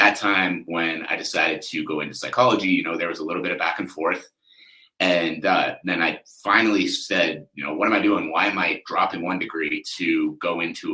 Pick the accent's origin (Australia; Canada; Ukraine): Canada; I'm Canadian